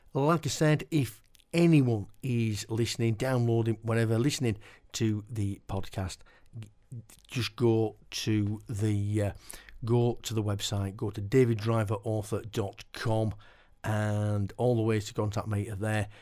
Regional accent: Keighley, Yorkshire and the Humber, United Kingdom; now in Silsden, United Kingdom; I live in Silsden now, but I was born in, born and bred in Keighley

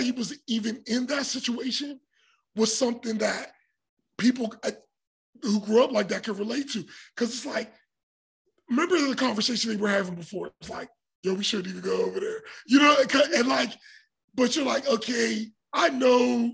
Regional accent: Pittsburgh, Pennsylvania, United States; we grew up in Point Breeze

